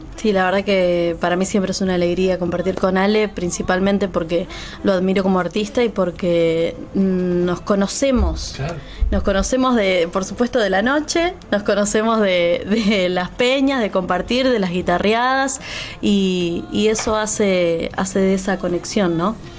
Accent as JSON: {"language": "Spanish", "town": "La Plata", "region": "Buenos Aires Province", "country": "Argentina", "tie": "born or raised there"}